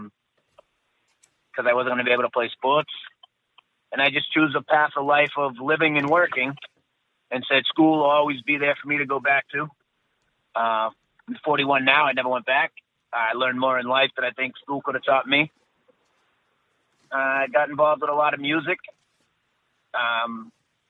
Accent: Stoneham, Massachusetts, United States; born and raised just outside the city of Boston in a little town called Stoneham

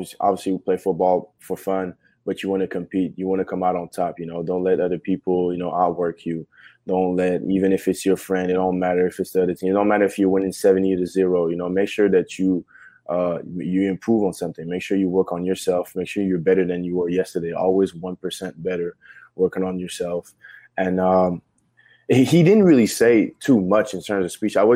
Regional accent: Quebec, Canada; moved away; we're from Quebec, we're from Canada.

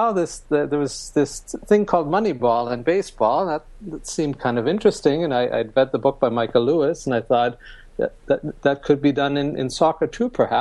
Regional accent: Germany; moved away as an adult; also born or lived in United States; now in London, United Kingdom; I grew up in Germany in the 1970s

